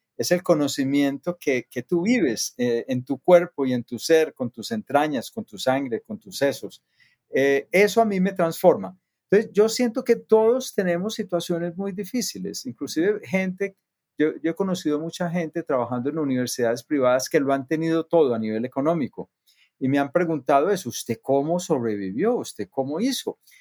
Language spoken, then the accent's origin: Spanish; near Medellín, Antioquia, Colombia; yo nací en, en Colombia, cerca de Medellín, es la segunda ciudad más grande del país. Eh, crecí en una, en una comunidad de gente trabajadora.